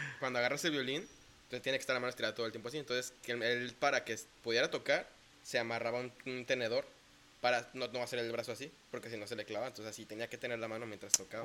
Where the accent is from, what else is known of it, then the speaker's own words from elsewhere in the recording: Puerto Vallarta, Jalisco, Mexico; also born or lived in Zapopan, Jalisco / Guadalajara, Jalisco / Bucerías, Nayarit; Me vine a vivir acá a Puerto Vallarta cuando cumplí cinco años con mi familia. Entonces, pues también podría decir que soy más pata salada que otra cosa